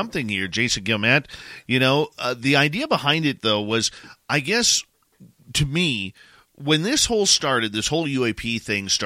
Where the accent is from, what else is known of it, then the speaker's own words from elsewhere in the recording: Canada; myself being Canadian